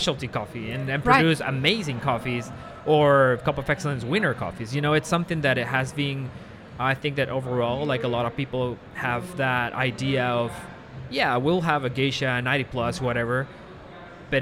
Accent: Guatemala; moved away; I'm from Guatemala

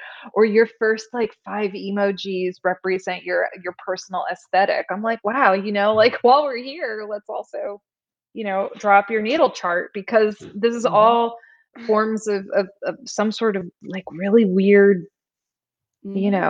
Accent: Glastonbury, Connecticut, United States; I grew up on the Connecticut River, in Glastonbury, Connecticut

